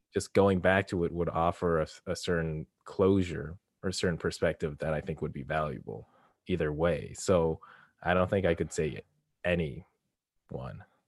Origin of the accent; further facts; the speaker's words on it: Canada; I'm Canadian